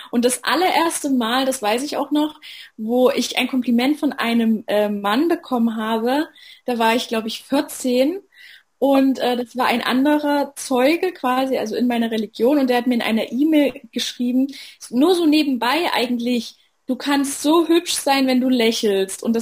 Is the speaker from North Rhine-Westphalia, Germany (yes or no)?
no; Saxony, Germany; Ich bin 25 Jahre alt. Ich komme aus der Nähe von Leipzig. Ich bin die amtierende Miss Sachsen